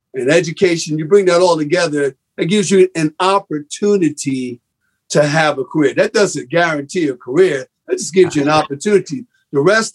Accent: New York, United States; I was raised in the Grant Projects, right down the block from Columbia University

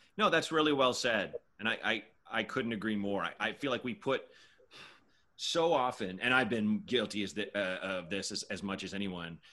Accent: Portland, Oregon, United States; moved away as an adult; also born or lived in Chicago / New York; I was born in Chicago. My parents left when I was two. Mm. I grew up in Portland, Oregon

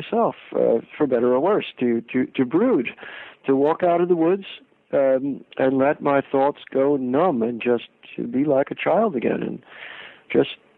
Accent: suburbs of New York City, United States; moved away; I grew up in New York, in the suburbs of New York City, in the 50s and 60s

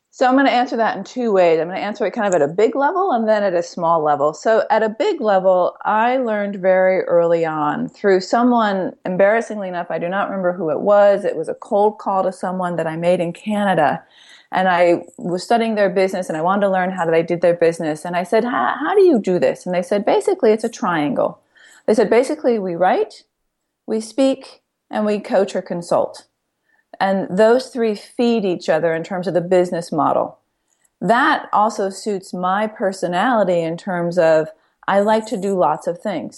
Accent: Ithaca, New York, United States; We grew up in Ithaca, New York

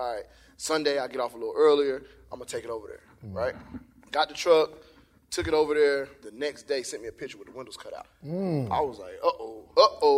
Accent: Indiana, United States; I'm from Indiana

